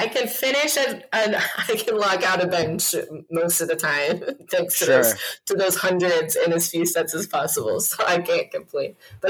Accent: Ohio, United States; I'm from the Midwest, man. I'm from Ohio.

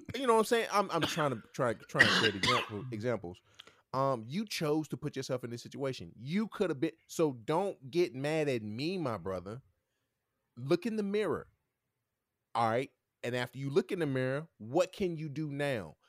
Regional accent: Martinsville, United States; I'm from Martinsville too

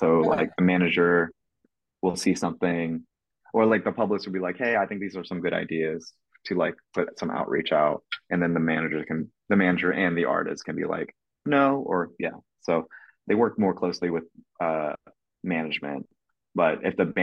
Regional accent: Kentucky, United States; I was raised in Kentucky

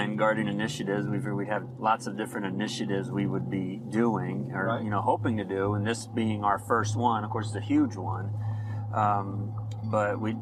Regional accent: Middletown, Rhode Island, United States; moved away as an adult; also born or lived in Ohio; now in Farmington, United States; growing up in Rhode Island, growing up on the ocean

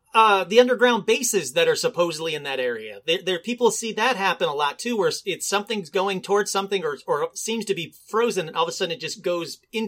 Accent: Detroit, Michigan, United States; I grew up in Detroit

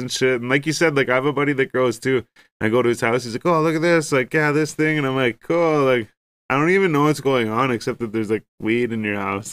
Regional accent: Ontario, Canada; we're from Ontario

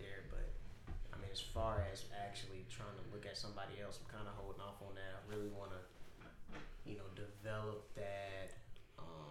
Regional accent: Huntsville, Alabama, United States; also born or lived in Los Angeles; I chose to come back here from LA, because you know, Huntsville's home

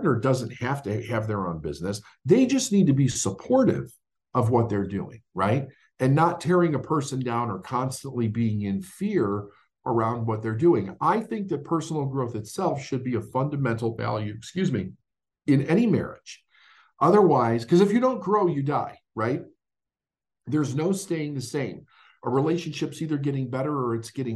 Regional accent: Chicago, Illinois, United States; when I grew up in Chicago

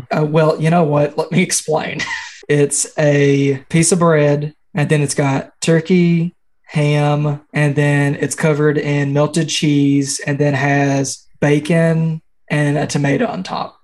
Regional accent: Central Kentucky, United States; I'm from Central Kentucky.

